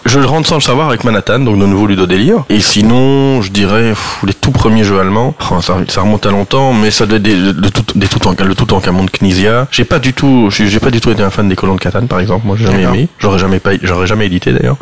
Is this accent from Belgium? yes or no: yes; Brussels, Brussels-Capital Region, Belgium; Je suis bruxellois